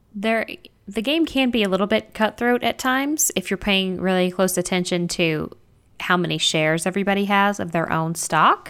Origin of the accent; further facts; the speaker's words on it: Texas, United States; I'm from Texas